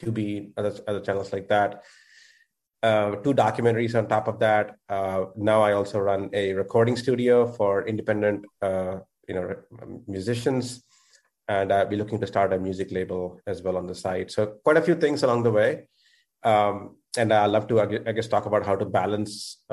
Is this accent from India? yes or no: yes; India; moved away as an adult; now in United States; I'm originally from India. I moved here when I was 21.